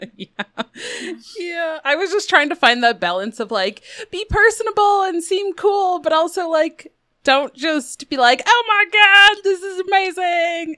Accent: Colorado, United States; I grew up in Colorado

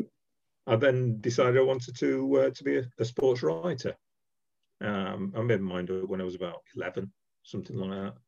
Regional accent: Sheffield, Yorkshire and the Humber, United Kingdom; now in Derby, United Kingdom; I'm from Sheffield originally. I now live in Derby

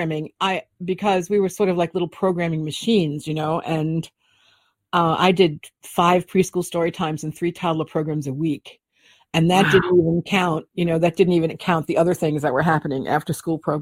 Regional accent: New York City, New York, United States; I grew up in the Bronx

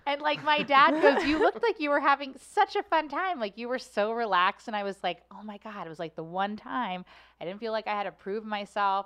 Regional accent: Cincinnati, Ohio, United States; now in St. Louis, United States; I loved my childhood growing up in Cincinnati

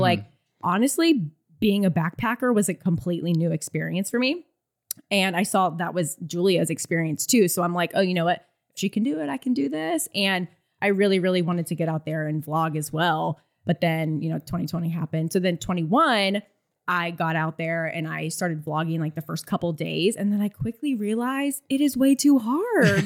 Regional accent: Florida, United States; I'm from Florida, so I had no idea what the A T was.

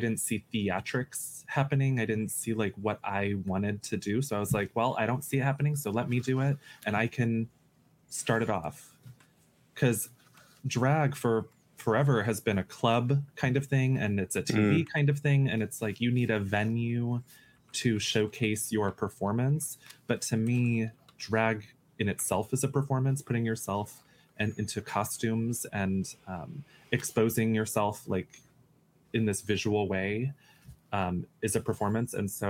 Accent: United States; I'm American and I won't apologize.

